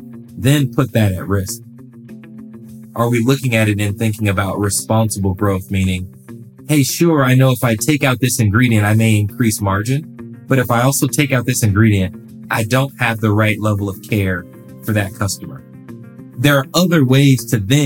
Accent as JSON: {"language": "English", "town": "Los Angeles", "region": "California", "country": "United States", "tie": "born or raised there", "said": "I'm born and raised in Los Angeles, California"}